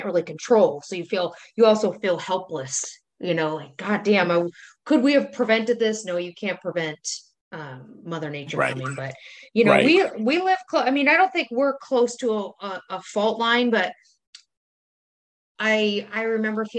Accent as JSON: {"language": "English", "country": "United States", "said": "as an American"}